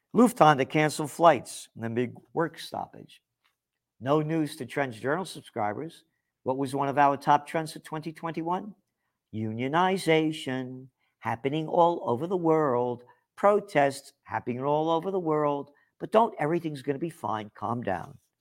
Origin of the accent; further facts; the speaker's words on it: United States; I'm an American